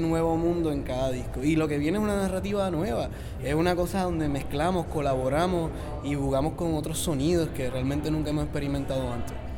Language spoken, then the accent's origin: Spanish; Puerto Rico; soy de Puerto Rico